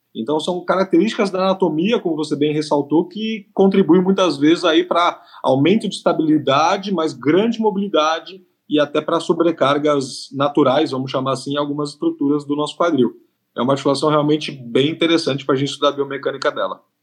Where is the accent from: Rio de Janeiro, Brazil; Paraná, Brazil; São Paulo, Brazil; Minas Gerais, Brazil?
São Paulo, Brazil; eu sou de São Paulo, capital